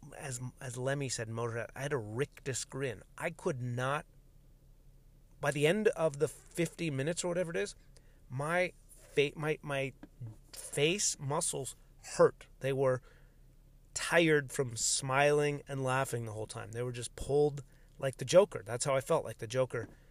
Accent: United States; my own Americanness is just as fucking American as anyone else's

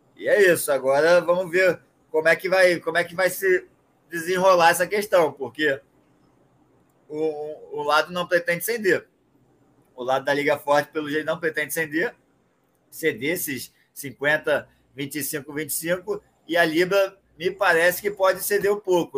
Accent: Brazil; como um bom brasileiro aqui

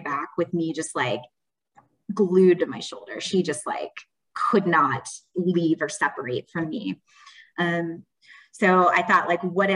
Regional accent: Wichita, Kansas, United States; moved away as an adult; also born or lived in Washington, D.C.; now in Missouri, United States; I am from Wichita, Kansas, originally

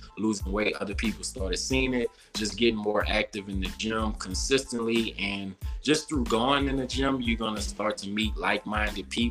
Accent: New Orleans, Louisiana, United States; moved away as an adult; growing up in New Orleans, we party, drink, eat

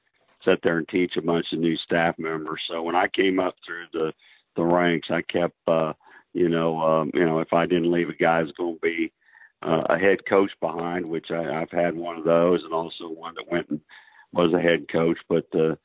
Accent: Kansas, United States; I grew up in a small town in Kansas, a town of about 2,500 to 2,000, and grew up out in the country

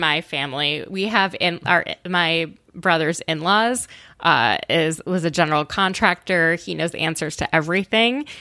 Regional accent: Minnesota, United States; I grew up in Minnesota

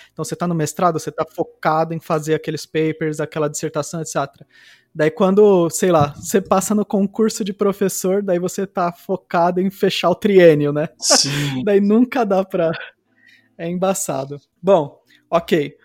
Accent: ABC Paulista, São Paulo, Brazil; quando eu estava crescendo no ABC Paulista

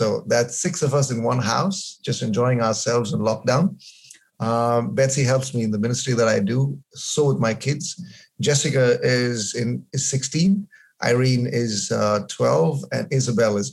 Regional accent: Bangalore, Karnataka, India; moved away as an adult; also born or lived in Kerala; I was brought up in Bangalore

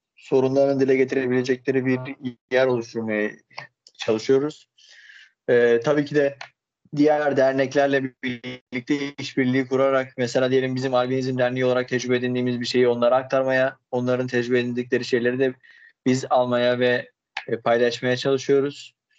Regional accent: Erzurum, Turkey; moved away as an adult; also born or lived in Istanbul; ben 1994 yılında Erzurum'da doğdum. Daha sonrasında ise işte ilk öğretimi ve liseyi bitirdikten sonra İstanbul Hukuk Fakültesini kazandım

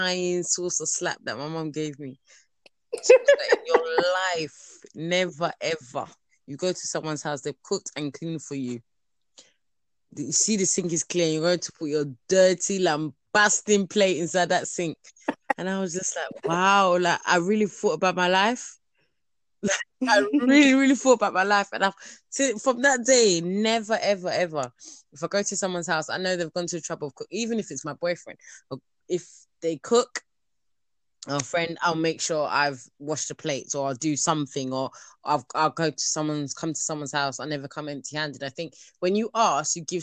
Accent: Nigeria; I am Nigerian

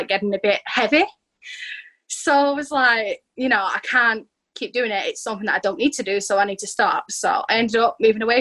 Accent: England, United Kingdom; I'm from England in the United Kingdom, and I'm 17 years old.

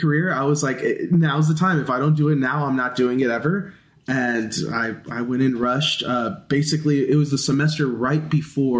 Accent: Kingsville, Texas, United States; also born or lived in San Marcos, Texas; I'm originally from Kingsville, Texas, was born and raised there for 18 years

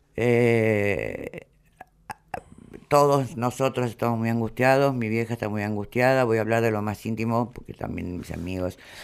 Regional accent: Argentina; yo soy la única argentina

